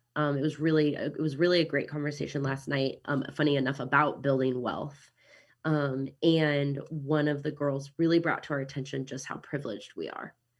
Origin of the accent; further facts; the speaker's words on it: Kansas City, United States; accent: American; now in New Zealand; I'm from Kansas City originally